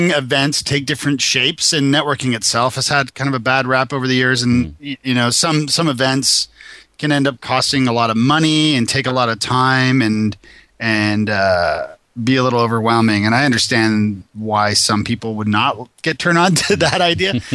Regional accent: Toronto, Ontario, Canada; moved away as an adult; now in Nashville, United States; I'm originally from Toronto

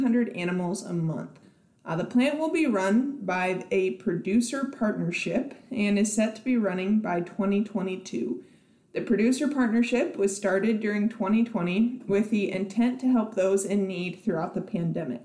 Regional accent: South Dakota, United States; now in Nebraska, United States; my home state of South Dakota

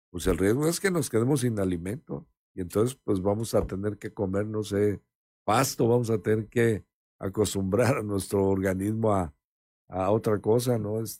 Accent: Mexico; porque pues si no nos ayudamos como mexicanos, entonces ¿qué pasa?

